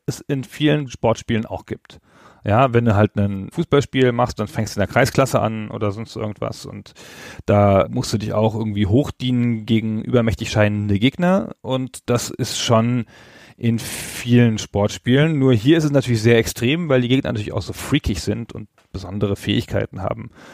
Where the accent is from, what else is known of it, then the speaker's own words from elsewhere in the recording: Holzminden, Lower Saxony, Germany; in meiner Heimatstadt in Holzminden